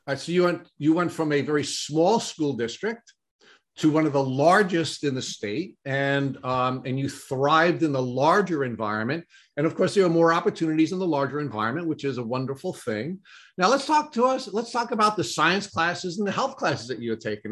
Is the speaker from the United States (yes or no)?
yes; Brentwood, New York, United States; I grew up in Brentwood and I graduated in 1981